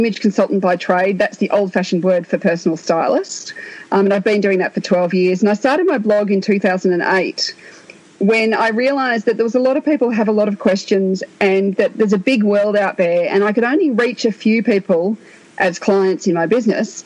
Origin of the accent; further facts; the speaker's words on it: Australia; I'm Australian